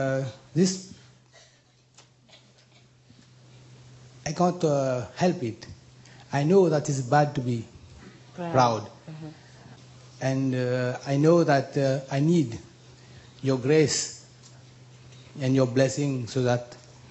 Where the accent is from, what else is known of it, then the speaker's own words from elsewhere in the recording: Mauritius; I come from Mauritius, you know, a small island in the Indian Ocean